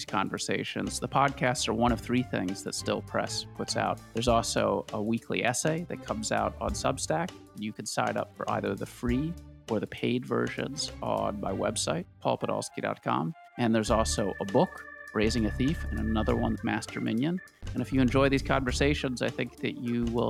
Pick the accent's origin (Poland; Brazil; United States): United States; Washington, District of Columbia; I grew up in Washington, D.C., and I delivered the Washington Post as a boy.